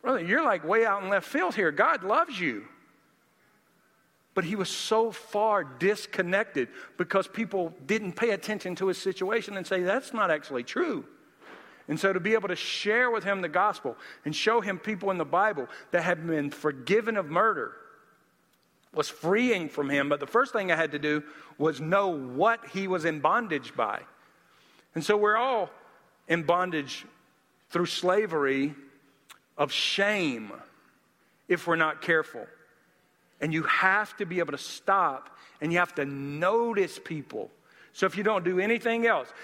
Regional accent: Nashville, Tennessee, United States; I wanted to show her my hometown

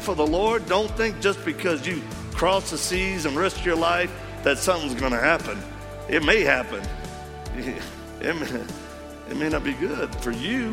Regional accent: Cajun, Louisiana, United States; accent: Cajun; because I am Cajun

